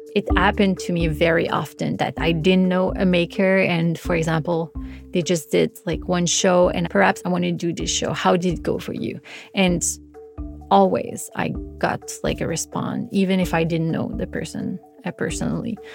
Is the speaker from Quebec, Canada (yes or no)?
yes; Montreal, Quebec, Canada; moved away as an adult; I just felt very comfortable in Montreal. It's my hometown